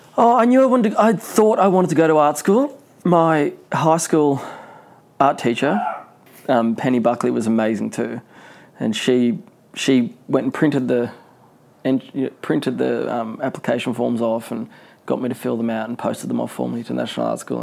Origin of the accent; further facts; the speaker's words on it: Newcastle, New South Wales, Australia; I was born in Newcastle